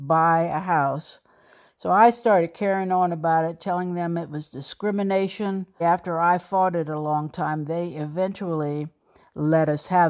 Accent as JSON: {"language": "English", "town": "Alexandria", "region": "Virginia", "country": "United States", "tie": "born or raised there", "also_born_or_lived": "New York City", "moved": "as an adult", "said": "I was born in Alexandria, Virginia, down in Old Town to a single mother. I lived there until I graduated from high school"}